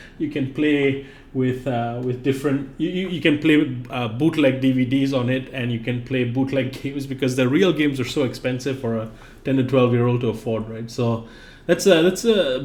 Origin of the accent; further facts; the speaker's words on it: Singapore; moved away as an adult; now in United States; I grew up in Singapore